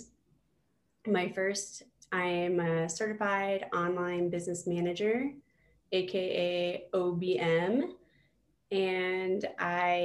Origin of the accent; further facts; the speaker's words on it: Fort Collins, Colorado, United States; also born or lived in Greeley, Colorado / New York; So I am originally from Northern Colorado. I was born in Greeley and raised in Fort Collins.